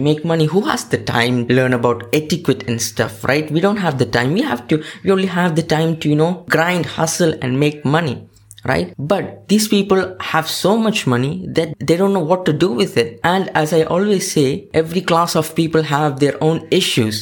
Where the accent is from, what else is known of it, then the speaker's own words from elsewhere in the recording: India; I go there as an Indian